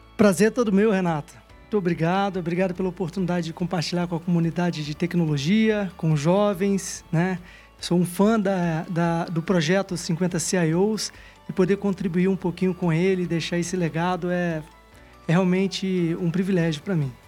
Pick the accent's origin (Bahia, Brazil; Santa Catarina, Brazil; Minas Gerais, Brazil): Minas Gerais, Brazil; also born or lived in Juiz de Fora; como típico mineiro de cidade pequena